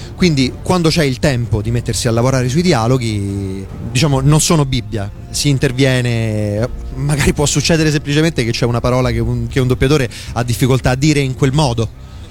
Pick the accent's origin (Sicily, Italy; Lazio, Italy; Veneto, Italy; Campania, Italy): Lazio, Italy; province of Viterbo; dalle mie parti, in provincia di Viterbo